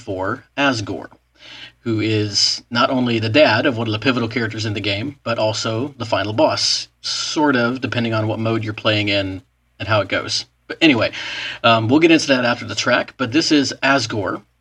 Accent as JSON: {"language": "English", "region": "Texas", "country": "United States", "said": "I am from Texas"}